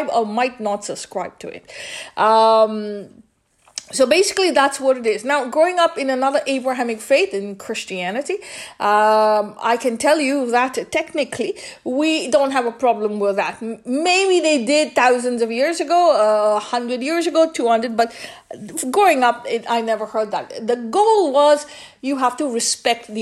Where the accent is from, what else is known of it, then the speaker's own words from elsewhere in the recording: India; growing up in India